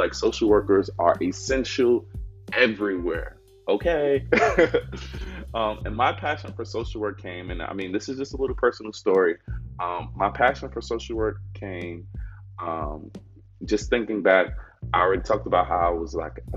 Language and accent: English; New York City, New York, United States; moved away as an adult; also born or lived in Georgetown, South Carolina; now in South Carolina, United States; I am from Harlem, New York City. And if you know anything about Harlem, you know that many areas, especially where I was born and raised, was very much so impoverished. I grew up in the housing projects on 126th Street and Lexington Avenue